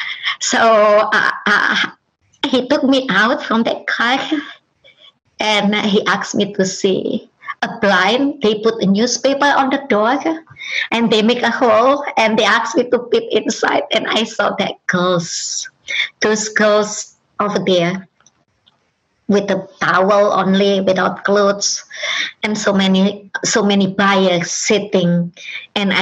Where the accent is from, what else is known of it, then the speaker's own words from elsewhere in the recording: Indonesia; first language Indonesian; English is a second language; moved away as an adult; now in United States; Indonesia, my native language